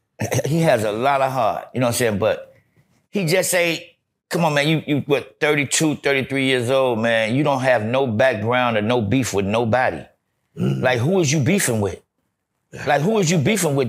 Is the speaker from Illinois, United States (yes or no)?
no; Gary, Indiana, United States; I'm from Gary, Indiana, Fifth Avenue